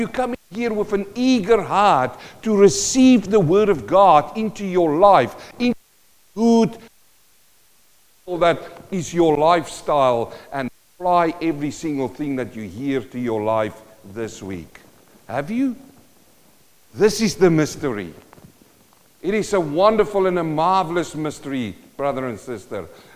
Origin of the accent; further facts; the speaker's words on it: Western Transvaal, North West, South Africa; moved away; I was from Western Transvaal